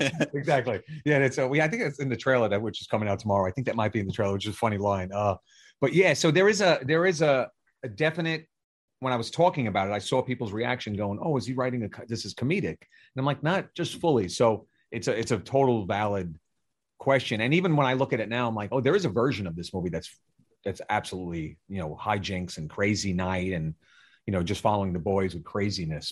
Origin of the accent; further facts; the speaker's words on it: New York City, New York, United States; also born or lived in Brooklyn, New York; I grew up in Staten Island, New York. I moved from Brooklyn